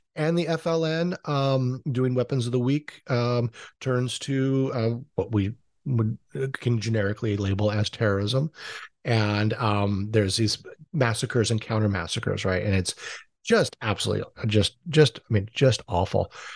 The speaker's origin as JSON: {"language": "English", "region": "Hawaii", "country": "United States", "said": "I'm a Howley from Hawaii"}